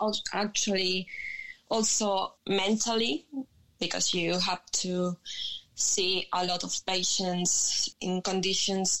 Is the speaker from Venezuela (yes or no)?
yes; Venezuela; English is a second language; moved away as an adult; now in Spain; I'm actually from Venezuela. I live in Spain since 2010.